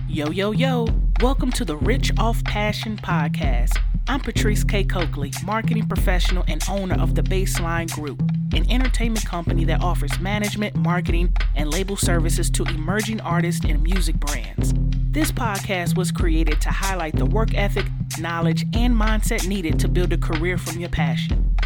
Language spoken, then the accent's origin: English; Detroit, Michigan, United States; moved away as an adult; also born or lived in northwest suburbs of Chicago; now in Chicago, United States; I was born and raised in Detroit, Michigan.